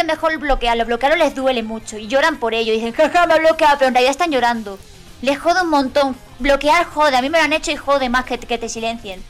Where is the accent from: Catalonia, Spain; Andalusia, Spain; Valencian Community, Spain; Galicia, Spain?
Andalusia, Spain; somos andaluces